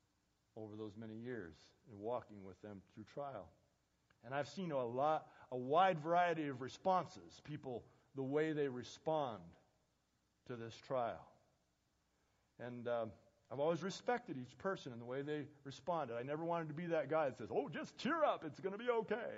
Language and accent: English; United States; American Christians